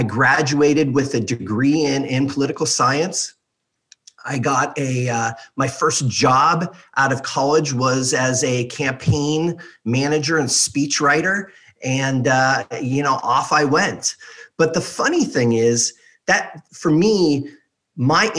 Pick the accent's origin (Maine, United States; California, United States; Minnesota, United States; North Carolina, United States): California, United States; Beverly Hills; I grew up in Beverly Hills, California